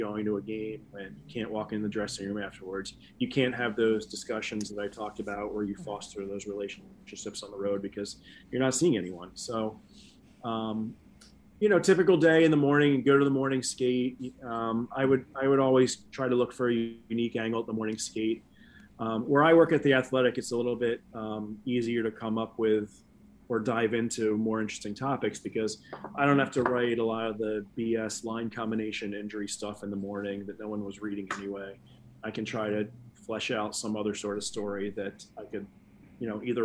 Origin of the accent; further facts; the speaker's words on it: Philadelphia, Pennsylvania, United States; moved away; Philly's my hometown